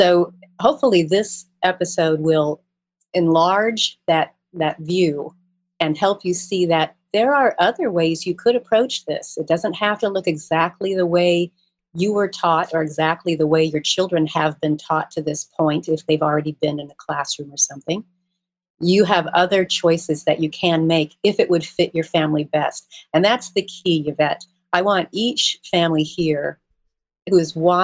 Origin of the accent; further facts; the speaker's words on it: Midwest, United States; moved away as an adult; now in Atlanta, United States; I grew up in the Midwest, so I don't have the beautiful Southern drawl